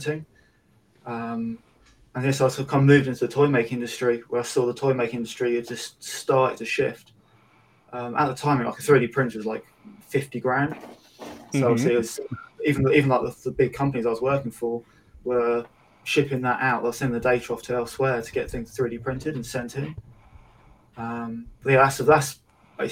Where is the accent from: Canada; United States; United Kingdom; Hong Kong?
United Kingdom; Woking, South East England; I come from Woking.